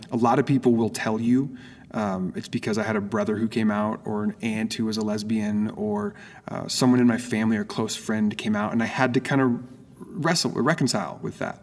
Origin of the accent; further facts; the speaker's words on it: Oregon, United States; moved away as an adult; also born or lived in Phoenix; now in San Diego, United States; My wife and I both okay. grew up in Oregon